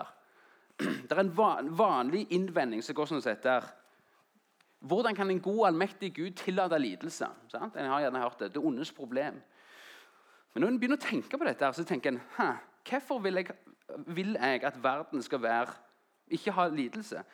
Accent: Jæren, Rogaland, Norway; moved away as an adult; also born or lived in Oslo / Grimstad; jeg kom fra Jæren, en liten plass etter Klepp. og Så flytta jeg til Oslo for å studere

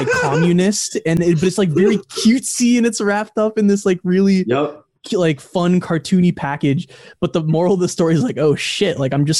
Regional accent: United States; No, I talk like I'm a French, but I am actually American.

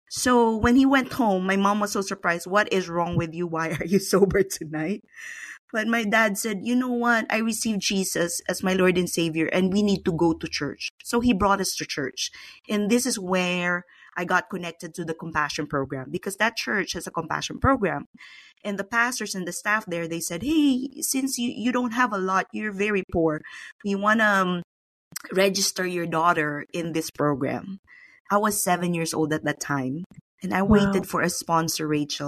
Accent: Philippines; I was born and raised in the Philippines

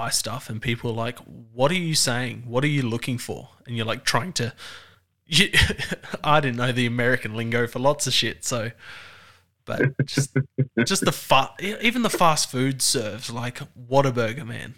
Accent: Australia; accent: Australian; the Australian accent

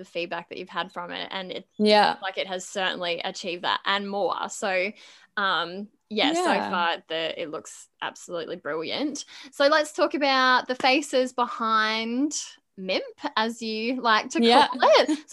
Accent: Bowen, Queensland, Australia; from my hometown, same hometown

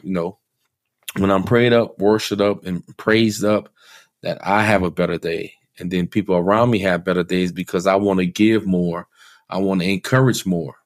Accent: New Iberia, Louisiana, United States; moved away; Growing up in New Iberia, Louisiana

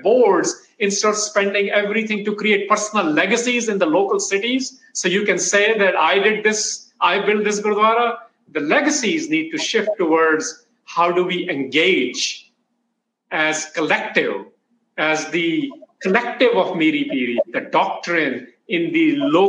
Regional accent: Kansas City, United States; growing up in Kansas City

